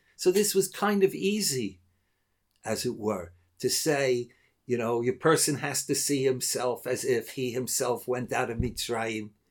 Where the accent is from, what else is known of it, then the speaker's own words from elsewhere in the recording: United States; moved away; When I grew up in America, so my father, unfortunately for him, and perhaps unfortunately for me, was a rabbi